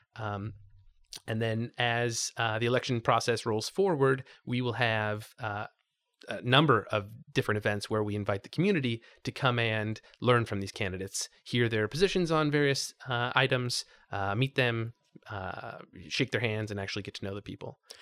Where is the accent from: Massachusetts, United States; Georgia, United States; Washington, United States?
Washington, United States; Spokane; moved away as an adult; also born or lived in Portland, Oregon / Thousand Oaks, California; now in Los Angeles, United States; I grew up in Spokane, Washington.